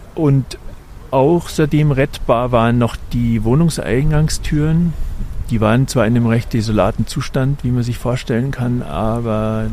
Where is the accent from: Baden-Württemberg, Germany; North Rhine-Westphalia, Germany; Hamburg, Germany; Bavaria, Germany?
Bavaria, Germany; Munich; wir sind ja Münchner